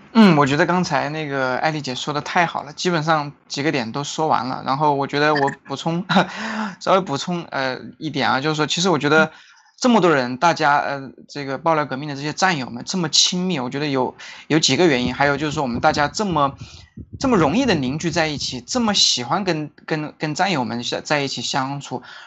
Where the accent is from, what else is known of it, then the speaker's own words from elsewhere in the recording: China; moved away as an adult; now in Singapore; 我们作为中国人